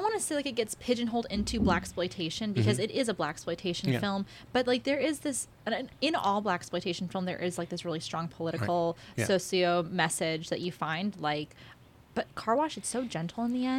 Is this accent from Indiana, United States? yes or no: no; Ojai, California, United States; I grew up out in Ojai, and I live on the border